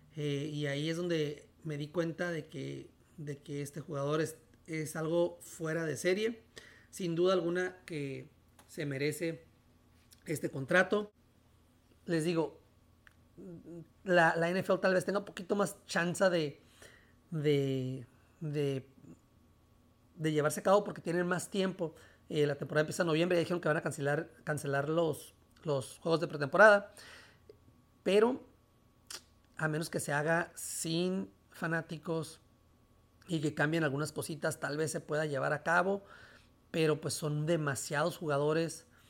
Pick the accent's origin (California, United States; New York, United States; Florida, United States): California, United States; National City; also born or lived in Mexico; donde yo nací, aquí en National City, San Diego